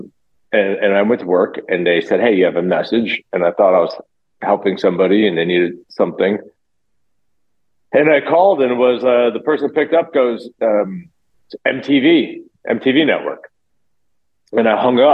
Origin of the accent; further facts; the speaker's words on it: Loxahatchee, Florida, United States; also born or lived in New Jersey; I was born in New Jersey, but I did all my growing up in Florida.